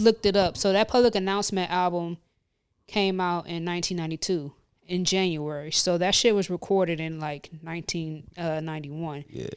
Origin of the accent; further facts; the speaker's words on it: Midwest, United States; now in New Jersey, United States; I'm from the Midwest